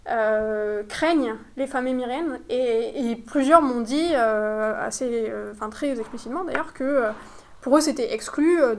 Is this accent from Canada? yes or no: no; France; now in United Arab Emirates; nous, notre sociabilité en tant que Français, euh, elle est, euh, voilà, c'est une sociabilité de couple